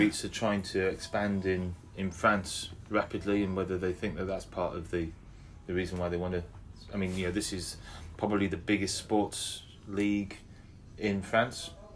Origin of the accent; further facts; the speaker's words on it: England, United Kingdom; we're we're you know we're English